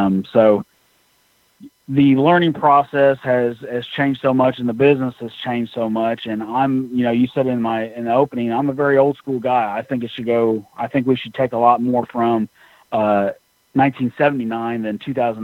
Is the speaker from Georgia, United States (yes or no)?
no; Tennessee, United States; also born or lived in Southern Illinois; Well, I was actually born in Southern Illinois, right? So in Southern Illinois, we got NWA, Crockett, obviously, and we got WWF, and then we got World Class. So we moved to Tennessee when I was about 6 or 7